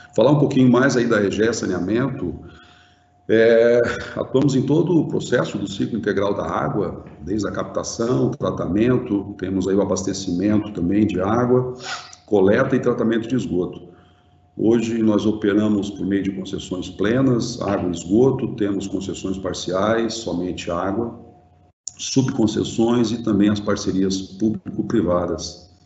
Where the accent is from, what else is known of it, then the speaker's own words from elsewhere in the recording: Brazil; como, como brasileiro